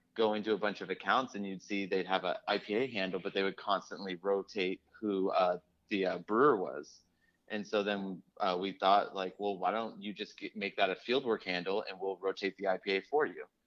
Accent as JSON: {"language": "English", "town": "Sacramento", "region": "California", "country": "United States", "tie": "born or raised there", "lives_now": "Oakland, United States", "said": "I grew up in Sacramento"}